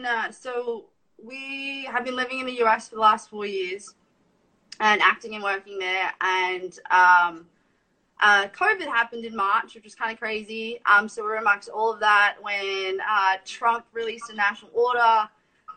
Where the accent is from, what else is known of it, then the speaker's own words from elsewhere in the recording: Australia; also born or lived in Burbank, United States / Brisbane; we're also foreign, we're Australian